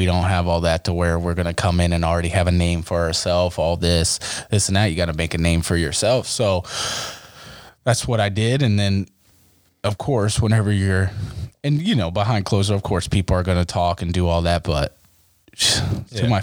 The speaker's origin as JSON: {"language": "English", "town": "Mount Eaton", "region": "Ohio", "country": "United States", "tie": "born or raised there", "moved": "yes", "said": "I grew up in Mount Eaton, Ohio"}